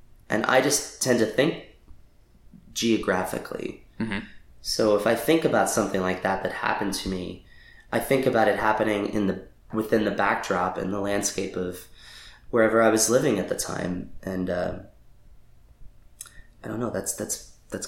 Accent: Lancaster, Pennsylvania, United States; moved away as an adult; also born or lived in Washington, D.C. / New York; now in Los Angeles, United States; I was born and raised there. I left at 18

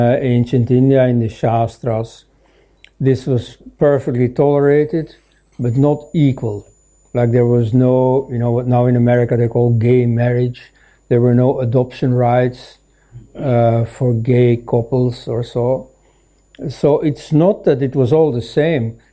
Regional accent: Belgium; I am from Belgium

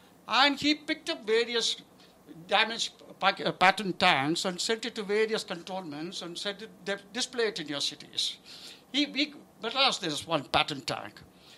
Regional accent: India; born there; I was born in British India. India became free when I was 5.

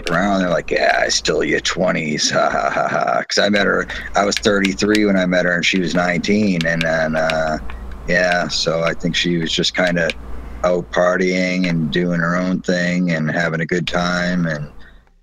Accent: Massachusetts, United States; now in Florida, United States; we're from Massachusetts

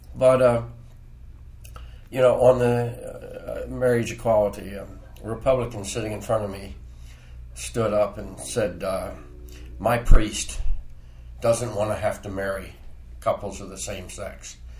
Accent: Frederick, Maryland, United States; I was born on Market Street, grew up in Frederick.

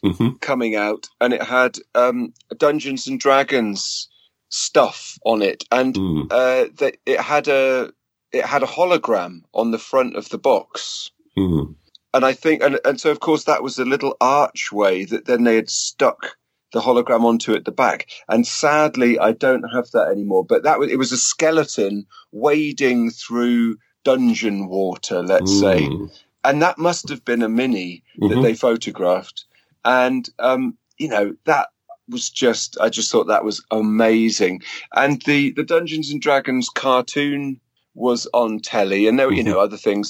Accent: United Kingdom; moved away as an adult; also born or lived in Guildford, Surrey / Herefordshire / Swansea, Wales; now in Germany; So I grew up in Guildford, then we moved to Herefordshire.

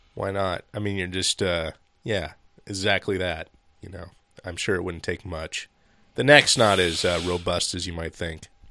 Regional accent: Seattle, Washington, United States; we grew up in Seattle and, or Seattle area

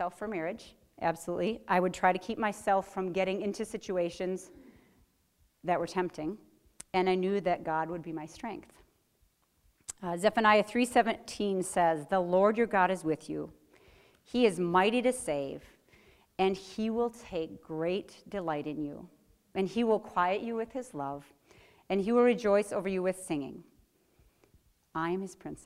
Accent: Platteville, Wisconsin, United States; I was from Platteville, which is a college town

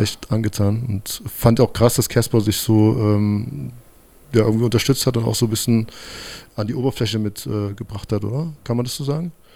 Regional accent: East Germany, Germany; ich bin in der DDR groß geworden

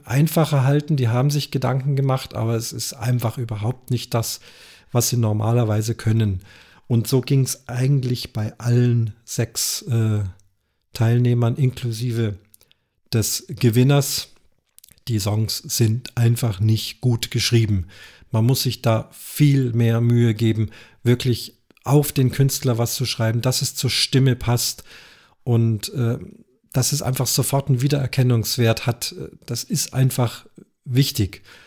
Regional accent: Munich, Bavaria, Germany; Ich selber bin Münchner

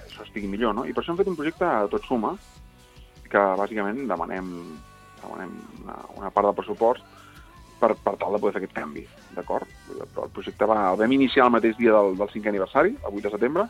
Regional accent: Catalonia, Spain; som catalans

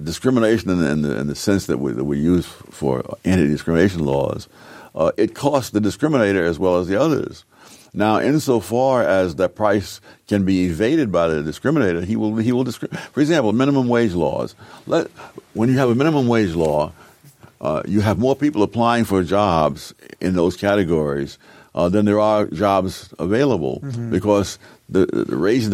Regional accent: New York City, New York, United States; moved away; When I grew up in Harlem

